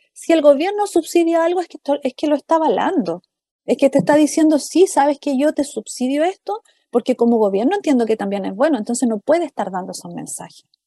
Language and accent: Spanish; Chile; nosotros como chilenos